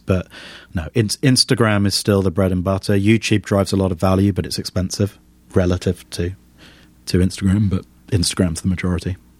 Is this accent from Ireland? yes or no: no; United Kingdom; as a Brit